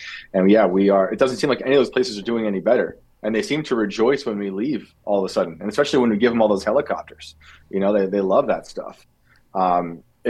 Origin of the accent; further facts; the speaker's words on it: town next to West Point, New York, United States; my hometown was just flooded, destroyed, like biblically, a week or two ago